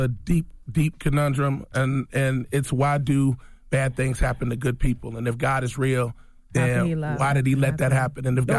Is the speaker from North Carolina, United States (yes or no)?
no; Cincinnati, Ohio, United States; I grew up in Cincinnati.